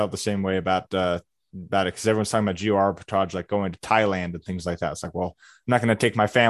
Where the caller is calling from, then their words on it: Lubbock, Texas, United States; I'm calling in from Lubbock, Texas, out in the middle of the Dust Bowl.